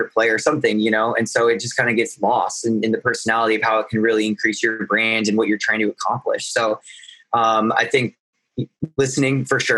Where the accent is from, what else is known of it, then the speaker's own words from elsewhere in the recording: Nebraska, United States; moved away as an adult; now in Los Angeles, United States; I'm from Nebraska